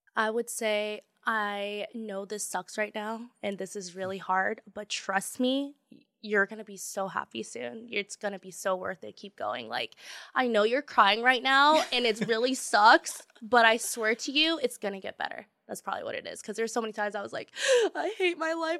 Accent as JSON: {"language": "English", "town": "Tacoma", "region": "Washington", "country": "United States", "tie": "born or raised there", "lives_now": "Seattle, United States", "said": "I grew up in Tacoma in the South, and it was very, very diverse"}